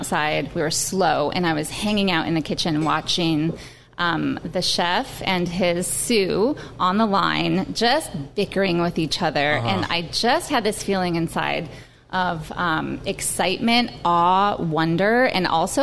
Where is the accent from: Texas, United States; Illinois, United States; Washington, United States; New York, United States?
Washington, United States; Brier; I'm from North Seattle, Briar